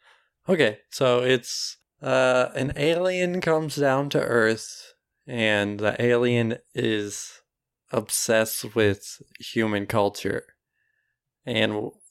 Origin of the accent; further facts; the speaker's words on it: Scotland, United Kingdom; No, because I'm Scottish.